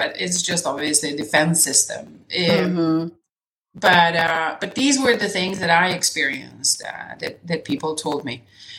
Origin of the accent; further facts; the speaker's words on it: Serbia; first language Serbian; English is a second language; I studied Serbian, my native my mother tongue.